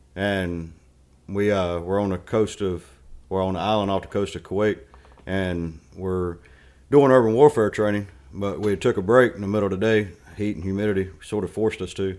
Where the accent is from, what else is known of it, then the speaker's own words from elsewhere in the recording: Stanly County, North Carolina, United States; I was born, uh, About thirty miles east of Charlotte, Stanley County, Oak Bar, North Carolina, uh, went to high school called West Stanley High School